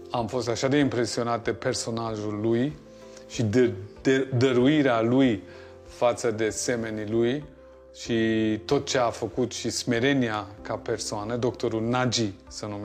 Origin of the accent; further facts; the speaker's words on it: Germany; moved away as an adult; now in Romania; eu sunt născut și crescut în Germania și am început și studiile mele în Germania. Uh, am continuat în România ca pentru un an, doi